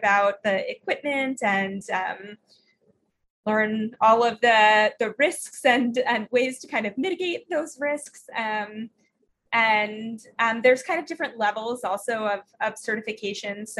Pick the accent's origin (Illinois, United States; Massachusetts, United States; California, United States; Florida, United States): Florida, United States; I grew up in Florida